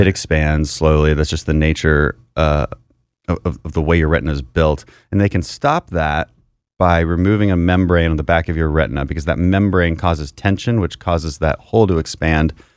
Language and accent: English; Houston, Texas, United States; my family comes from the energy industry, so we're from Houston